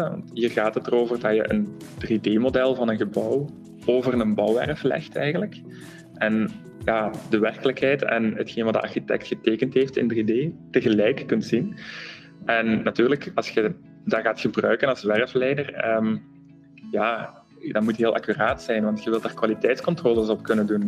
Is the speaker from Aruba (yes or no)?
no; Flanders, Belgium; wij zijn heel bescheiden als Vlamingen